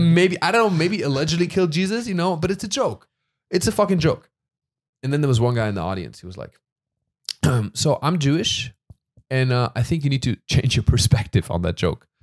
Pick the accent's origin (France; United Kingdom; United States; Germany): Germany; moved away; I'm from Germany.